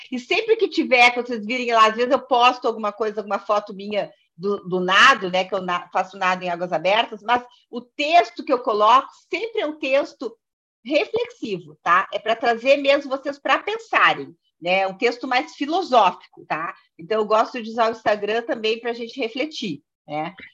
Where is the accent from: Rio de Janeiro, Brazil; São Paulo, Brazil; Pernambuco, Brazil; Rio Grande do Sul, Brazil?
Rio Grande do Sul, Brazil; now in Brasília, Brazil; é, eu não falei, eu sou gaúcha, até por isso que eu estou tomando um matezinho aqui